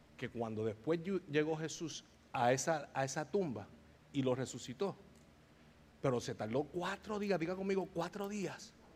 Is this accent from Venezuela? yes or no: no; Bayamón, Puerto Rico; yo soy de Bayamón, Puerto Rico